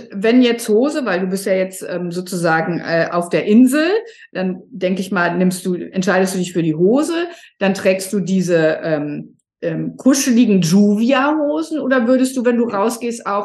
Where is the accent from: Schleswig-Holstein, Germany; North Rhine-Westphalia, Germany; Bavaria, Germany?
Schleswig-Holstein, Germany; Sylt; Ja, ich bin aus Sylt, es ist sieben Grad